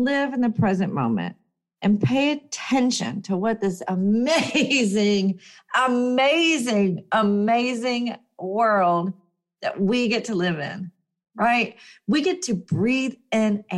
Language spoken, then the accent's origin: English; United States; as an American